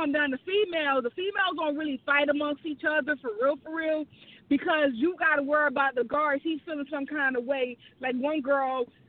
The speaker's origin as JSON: {"language": "English", "region": "the South", "country": "United States", "said": "And, you know, I'm from the South, so I say hey to everybody."}